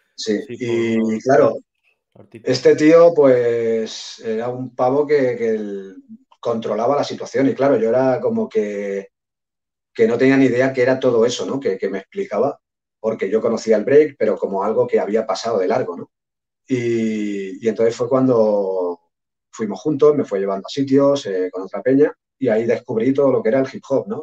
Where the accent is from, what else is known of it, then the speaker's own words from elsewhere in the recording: Sabadell, Catalonia, Spain; yo soy de Sabadell, es una ciudad relativamente grande, pero no es Barcelona o Madrid.